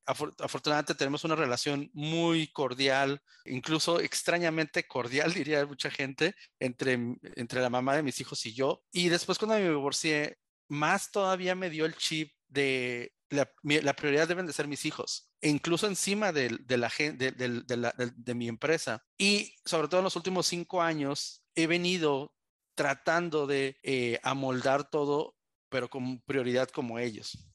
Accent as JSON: {"language": "Spanish", "town": "Tijuana", "region": "Baja California", "country": "Mexico", "tie": "born or raised there", "also_born_or_lived": "Mexico City", "said": "me trajeron aquí a Baja California, por lo cual yo siempre digo soy adoptado tijuanense orgullosamente"}